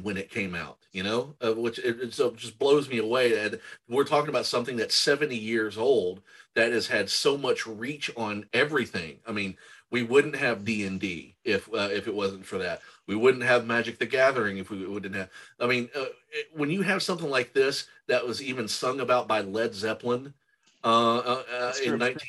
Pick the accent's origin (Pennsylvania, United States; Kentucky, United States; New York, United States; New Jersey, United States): Kentucky, United States; growing up in Kentucky when I did, we had the satanic panic of D&D